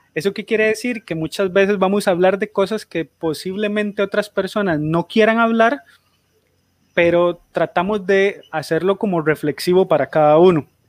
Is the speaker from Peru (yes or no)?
no; Costa Rica; soy de Costa Rica